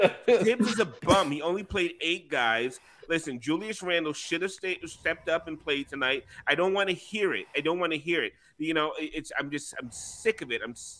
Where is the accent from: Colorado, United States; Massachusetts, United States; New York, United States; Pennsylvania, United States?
New York, United States; Because I'm from New York. Can't you hear it in my voice? I exaggerated. I'm from New York. New York.